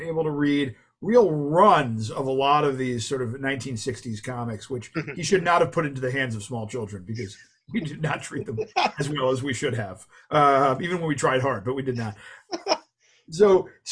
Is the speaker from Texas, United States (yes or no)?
no; New Jersey, United States; moved away as an adult; now in New York City, United States; I grew up in New Jersey, mm-hmm. right across from New York City, across from the George Washington Bridge